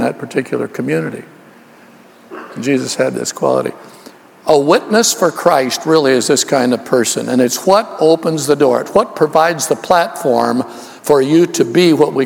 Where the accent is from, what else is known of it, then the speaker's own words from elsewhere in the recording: Oakland, California, United States; also born or lived in Los Angeles; I was raised in Oakland, California